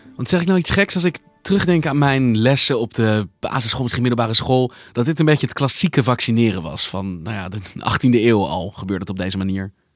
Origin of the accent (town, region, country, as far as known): Netherlands